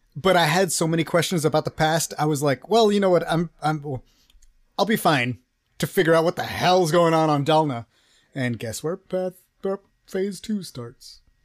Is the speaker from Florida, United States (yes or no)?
no; Texas, United States; I'm from Texas